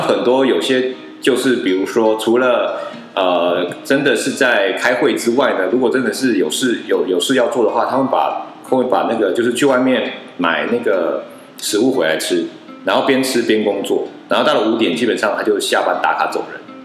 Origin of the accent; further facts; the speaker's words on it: Taiwan; also born or lived in United States; 我们台湾人或者中国人